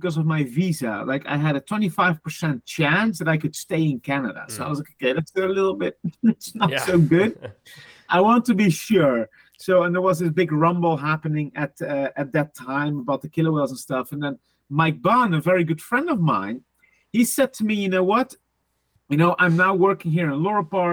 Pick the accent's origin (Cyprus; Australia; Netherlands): Netherlands; English is a second language; moved away; also born or lived in Sweden; I'm from the Netherlands, and I started in 2005 with my zoo career in almost the middle of the Netherlands